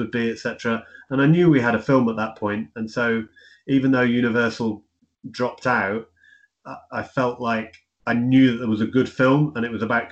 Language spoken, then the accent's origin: English; Cornwall, South West England, United Kingdom; I come from Cornwall